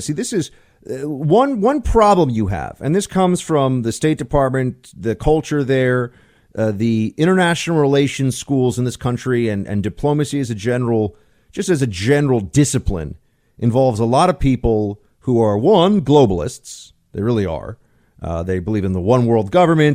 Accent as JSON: {"language": "English", "region": "New York", "country": "United States", "said": "I'm from New York"}